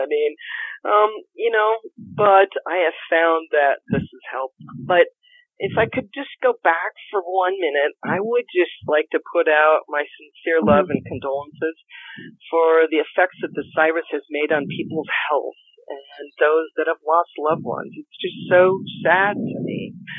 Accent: Colorado, United States; also born or lived in Sedona / Santa Fe / California / Washington State; I'm from Colorado, but I've traveled the world and I've lived also in Sedona. I've lived in Santa Fe. And I've lived in different parts of California and Washington State and the Virgin Islands and Canada.

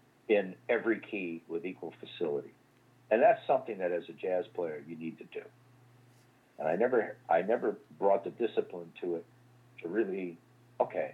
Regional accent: Pittsfield, Massachusetts, United States; also born or lived in Worcester / Boston; I would go to a museum school where I grew up in Pittsfield, Massachusetts

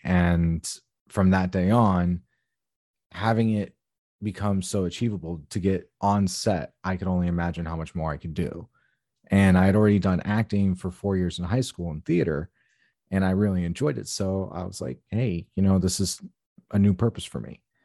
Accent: Tucson, Arizona, United States; moved away; I was born and raised in Tucson, Arizona

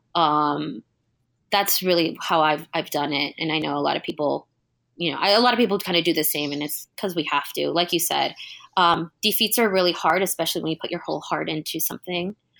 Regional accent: California, United States; being Californian

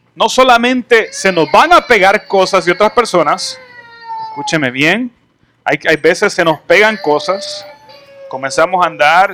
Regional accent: El Salvador; moved away as an adult; also born or lived in Canada; Yo me fui de El Salvador me fui a, estudiar a Canadá, viví en Canadá un tiempo, regresé

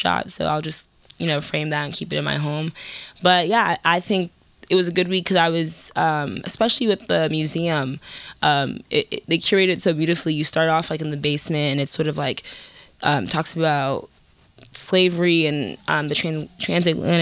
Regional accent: New York City, New York, United States; I'm born and raised in Harlem.

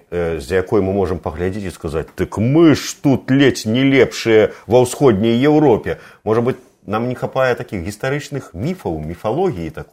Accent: Belarus; вот мы говорим про тое что беларусы павінны там зраз... адчуць сябе беларусамі з гордасцю сказаць что вот мы беларусы

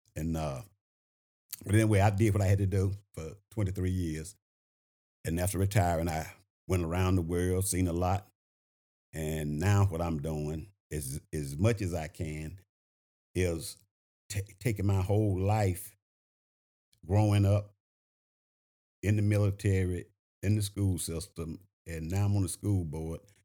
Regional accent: Shreveport, Louisiana, United States; moved away as an adult; now in Augusta, United States; I'm originally from Shreveport, Louisiana. Uh, I graduated from a high school called Bethune Junior Senior High School

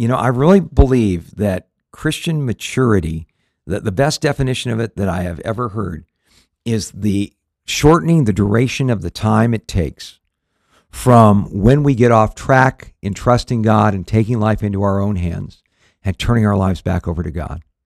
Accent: Southern California, United States; we grew up in Southern California

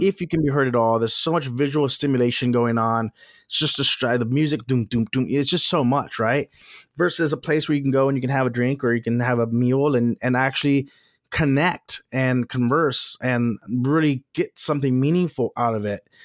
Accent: Texas, United States; moved away; also born or lived in Los Angeles; I'm from Texas, we've both lived in Los Angeles

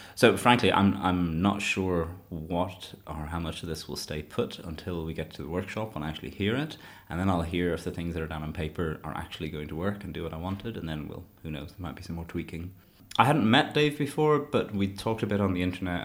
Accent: Shannon, Munster, Ireland; moved away as an adult; now in Leeds, United Kingdom; I was born in Clare in Shannon.

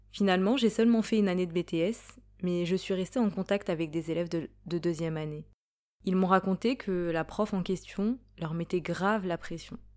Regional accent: Île-de-France, France; Je suis noire et voilée en France. J'ai 22 ans. Je suis d'origine sénégalaise. Je suis née et j'ai grandi en France, en région parisienne.

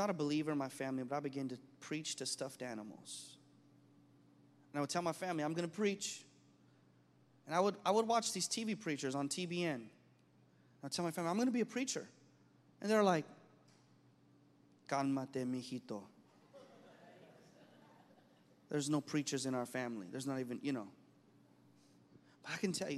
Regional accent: United States; I was raised in American culture

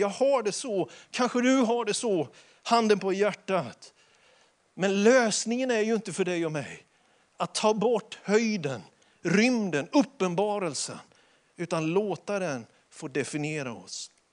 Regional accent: Småland, Sweden; Man sätter inte potäter, som vi smålänningar säger

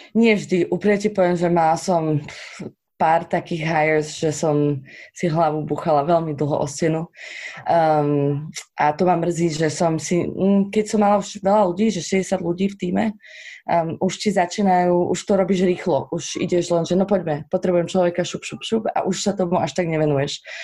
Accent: Slovakia; sme Slováci

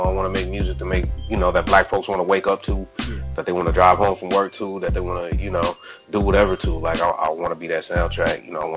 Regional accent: Minneapolis, Minnesota, United States; I'm from Minneapolis

